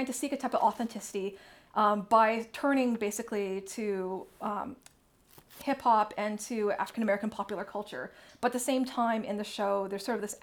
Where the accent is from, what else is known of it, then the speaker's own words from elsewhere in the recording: Toronto, Ontario, Canada; first language English; I'm from Canada. Well, this is a very important thing about me. I'm from Toronto.